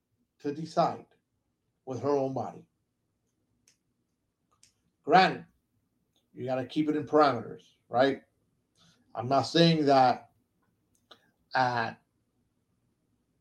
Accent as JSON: {"language": "English", "country": "United States", "tie": "born or raised there", "said": "I was born here in the States"}